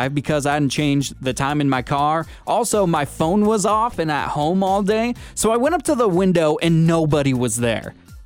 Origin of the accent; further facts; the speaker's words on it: Seattle, Washington, United States; moved away as an adult; now in Santa Rosa, United States; Seattle, where we're from